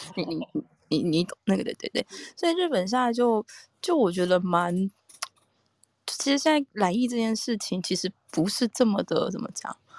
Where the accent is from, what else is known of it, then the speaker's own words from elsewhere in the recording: Taiwan; now in Japan; 我是台湾来的